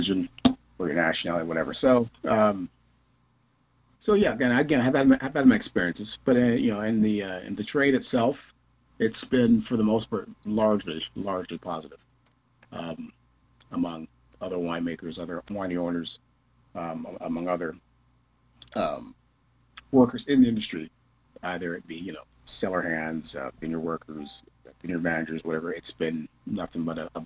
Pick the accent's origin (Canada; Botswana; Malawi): Canada; Kitchener, Ontario; when I was younger, living, growing up in Kitchener